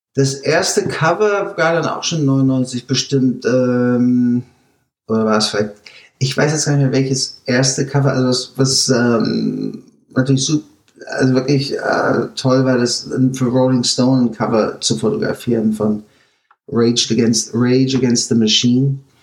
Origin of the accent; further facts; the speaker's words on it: Germany; moved away as an adult; now in United States; als Deutscher